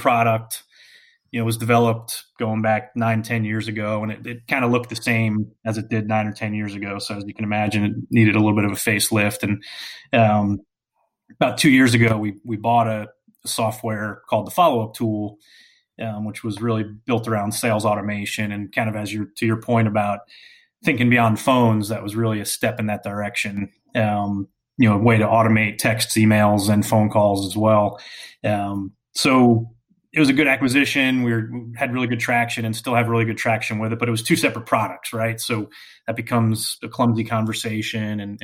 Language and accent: English; Hillsborough Township, New Jersey, United States; moved away; where I grew up in Hillsborough Township, New Jersey